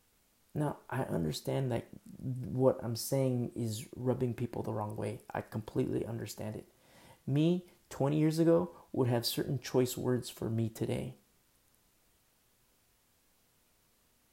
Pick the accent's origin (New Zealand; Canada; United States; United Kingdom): United States; as American citizens